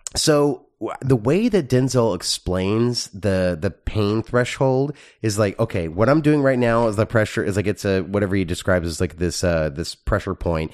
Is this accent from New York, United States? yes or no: no; Texas, United States; growing up in Texas, when you learn, like, Texas history